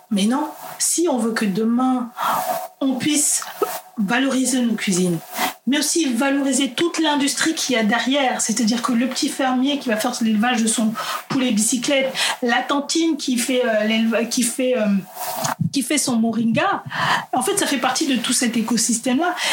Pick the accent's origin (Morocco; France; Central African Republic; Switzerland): Central African Republic; dans mon cas, en tant que centrafricaine, si demain je vais en Centrafrique, je sais que je vais trouver des, recettes qui n'ont pas bougé.